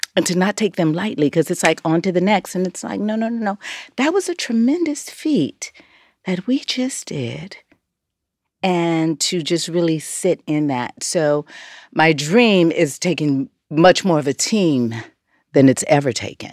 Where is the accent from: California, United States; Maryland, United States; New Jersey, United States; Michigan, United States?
California, United States; Los Angeles; growing up in South Central L